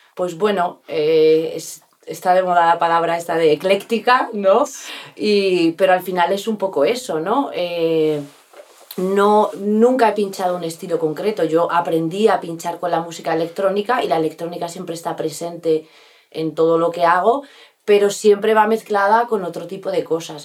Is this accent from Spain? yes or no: yes; Bustarviejo, Community of Madrid, Spain; also born or lived in Rascafría / New York; donde yo he, vivido toda mi infancia, mi adolescencia y mi juventud ha sido aquí